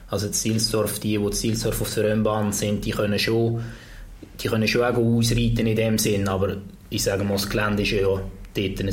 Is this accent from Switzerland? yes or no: yes; Switzerland; Im Ausland schon bei uns in der Schweiz ist es gerade umgekehrt.